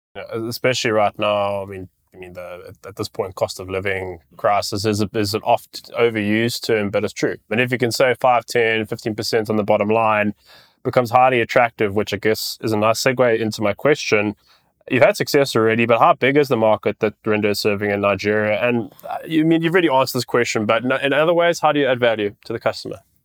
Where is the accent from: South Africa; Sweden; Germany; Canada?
South Africa; I'm a South African